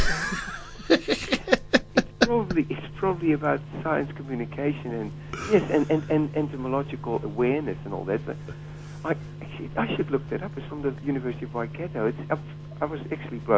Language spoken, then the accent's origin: English; Jakarta, Indonesia; also born or lived in Borneo; now in Dunedin, New Zealand; I was born not in Borneo, but in Jakarta.